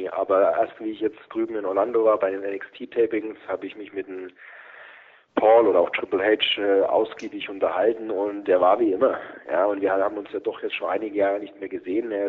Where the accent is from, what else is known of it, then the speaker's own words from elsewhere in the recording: Germany; Deutschland, mein Heimatland.